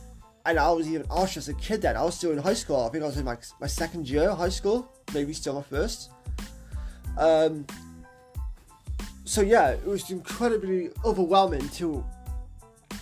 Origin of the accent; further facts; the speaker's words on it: Cardiff, Wales, United Kingdom; here in my hometown of Cardiff